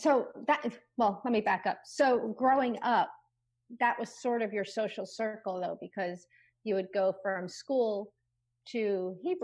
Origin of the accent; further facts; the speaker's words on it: Rockland County, outside New York City, United States; I grew up in outside of New York City in Rockland County, which is across the Hudson River